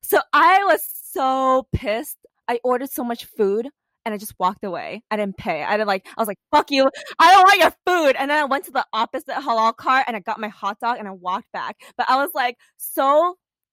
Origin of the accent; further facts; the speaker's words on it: New York, United States; moved away as an adult; also born or lived in California; growing up in New York, even though it's so diverse